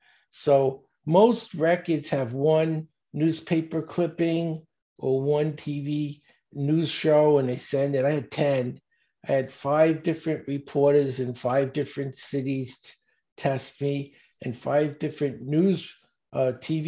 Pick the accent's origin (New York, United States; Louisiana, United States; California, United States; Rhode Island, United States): New York, United States; New York City; I grew up in Brooklyn, and not a good part. I was in the projects.